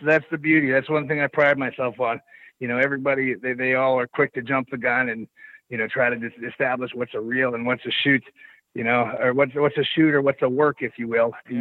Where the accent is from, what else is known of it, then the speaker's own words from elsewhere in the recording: Pittsburgh, Pennsylvania, United States; I come home to Pittsburgh